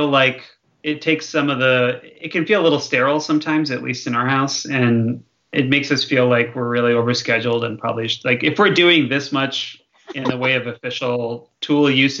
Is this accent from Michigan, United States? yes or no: yes; southeastern Michigan near Detroit, United States; now in Bay Area, United States; I grew up in southeastern Michigan near Detroit, a little ways from Ann Arbor